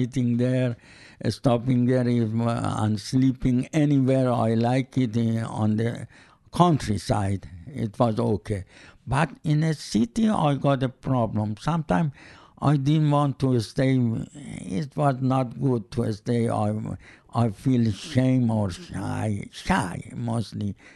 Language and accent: English; Iran; English is a second language; moved away; I am from Iran